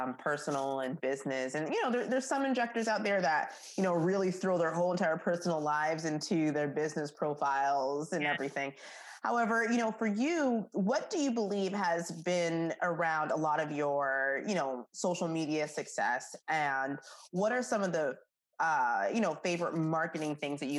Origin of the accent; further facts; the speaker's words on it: Jamaica; I'm Jamaican